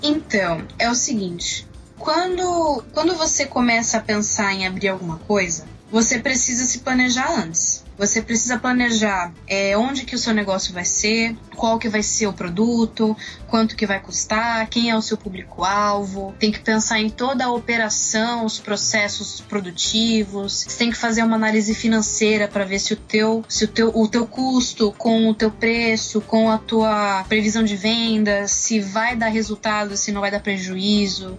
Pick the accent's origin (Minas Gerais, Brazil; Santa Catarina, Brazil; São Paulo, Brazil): São Paulo, Brazil; moved away as an adult; now in Lisbon, Portugal